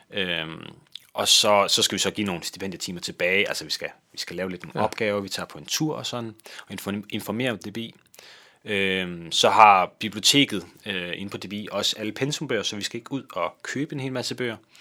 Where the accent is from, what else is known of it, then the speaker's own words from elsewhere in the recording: Kolding, Southern Denmark, Denmark; moved away as an adult; now in Valby, Denmark; jeg kommer fra Kolding af, øh, ja. men bor nu i, i Valby.